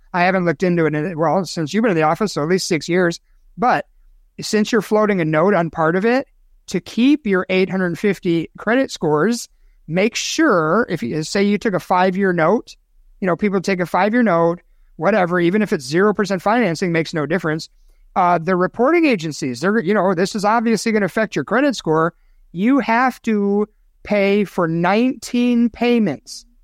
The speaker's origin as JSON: {"language": "English", "town": "Chicago", "region": "Illinois", "country": "United States", "tie": "born or raised there", "moved": "yes", "said": "cesspool, that's a really descriptive word for my hometown"}